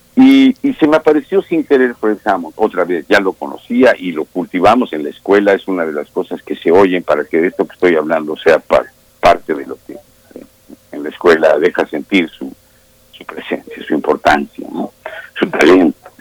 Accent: Mexico; somos mexicanos y tenemos nuestras maneras de decir las cosas

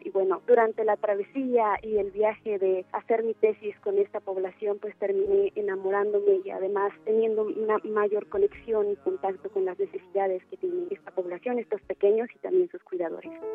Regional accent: Toluca, State of Mexico, Mexico; Nací en Toluca, Estado de México, el 29 de julio de 1993.

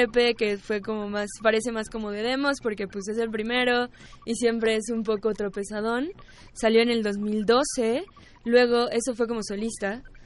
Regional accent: Mexico; sí somos mexicanos, o sea, así nacimos aquí

